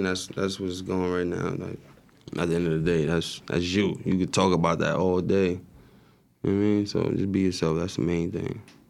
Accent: Irvington, New Jersey, United States

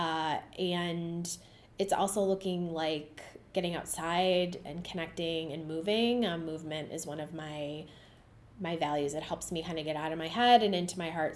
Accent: Cleveland, Ohio, United States; I grew up uh, in the West Park neighborhood of Cleveland

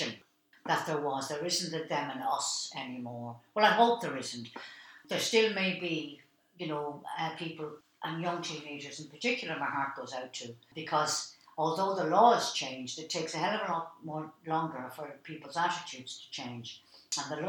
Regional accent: Dublin, Leinster, Ireland; my life growing up in Dublin

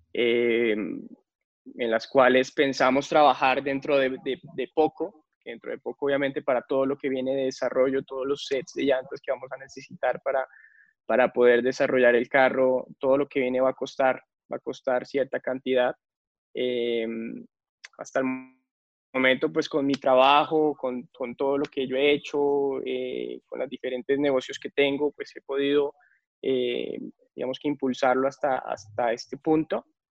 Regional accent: Colombia

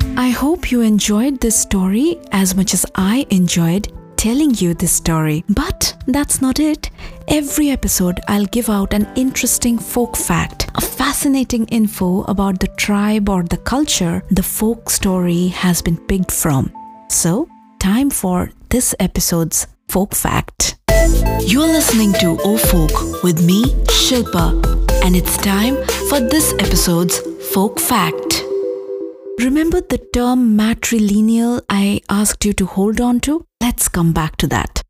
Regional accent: India; moved away; I am from India

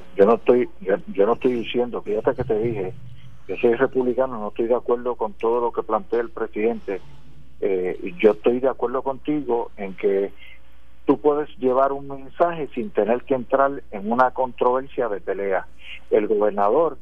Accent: Puerto Rico

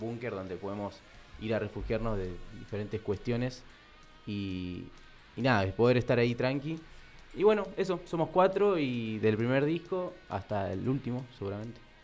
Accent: Luis Guillón, Buenos Aires Province, Argentina; yo soy de Luis Guillón

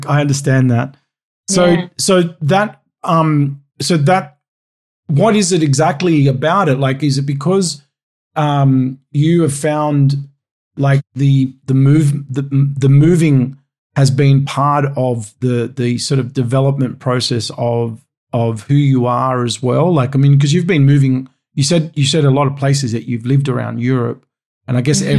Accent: Sydney, New South Wales, Australia; moved away as an adult; I was originally from Sydney, and I've been away for almost 10 years now.

